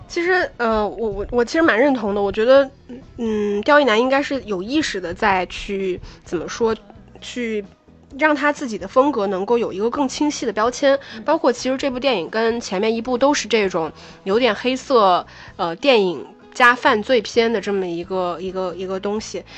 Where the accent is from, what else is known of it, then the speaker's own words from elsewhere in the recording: Northeast China, China; 因为我是东北人